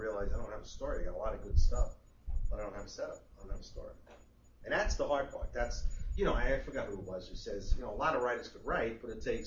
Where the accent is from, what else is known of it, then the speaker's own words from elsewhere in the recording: New York City, New York, United States; growing up in Queens, nobody was a writer